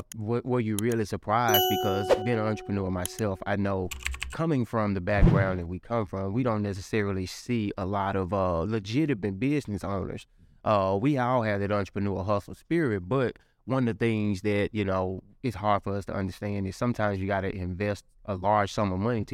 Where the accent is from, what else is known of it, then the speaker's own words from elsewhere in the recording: Tennessee, United States; So my family is from Orange Mound. We grew up right down in Beverly.